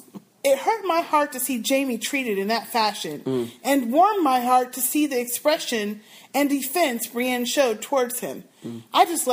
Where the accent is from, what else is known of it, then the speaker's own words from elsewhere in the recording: New York, United States; accent: Harlem accent; However, I was raised in East Harlem, Manhattan, and have been told by other New Yorkers that I have a Harlem accent.